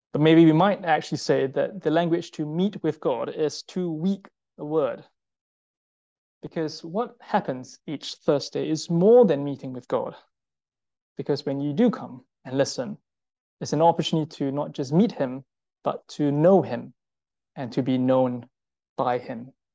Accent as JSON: {"language": "English", "country": "Singapore", "said": "I'm Singaporean"}